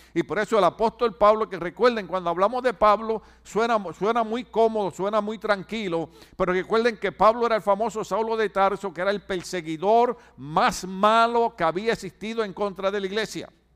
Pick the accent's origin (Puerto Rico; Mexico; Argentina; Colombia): Puerto Rico; en mi país, en Puerto Rico